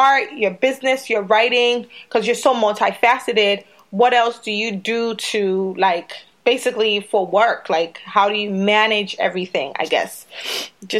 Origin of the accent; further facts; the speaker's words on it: Sierra Leone; moved away; we're from Sierra Leone originally